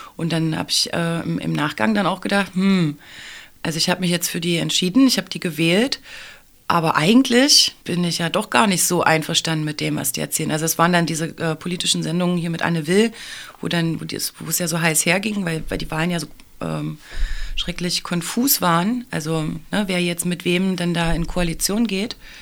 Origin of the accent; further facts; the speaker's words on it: Saxony-Anhalt, Germany; moved away as an adult; now in Leipzig, Germany; Ich bin tatsächlich eine Wahlleipzigerin. Ich komme ursprünglich aus dem Sachsen-Anhaltinischen und bin aber gleich nach dem Abitur nach Leipzig gekommen